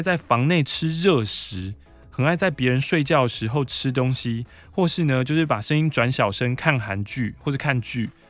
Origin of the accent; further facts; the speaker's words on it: Taiwan; 现在的话，其实可以以很台为自豪啊。嗯，对啊，我是台湾人，我很台